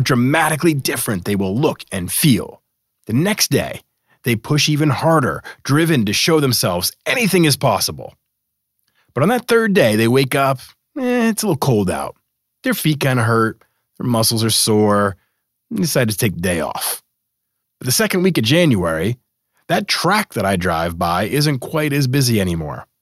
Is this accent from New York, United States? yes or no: no; Boston, Massachusetts, United States; moved away; I grew up in Boston